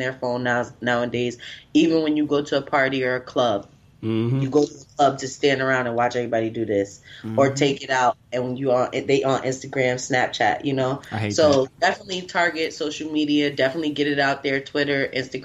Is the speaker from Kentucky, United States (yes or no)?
no; New York City, New York, United States; moved away as an adult; also born or lived in North Carolina; now in New York City, United States; I'm originally from New York City